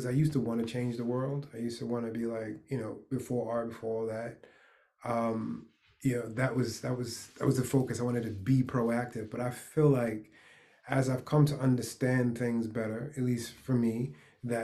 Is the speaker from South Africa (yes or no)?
no; New York, United States; I'm a New Yorker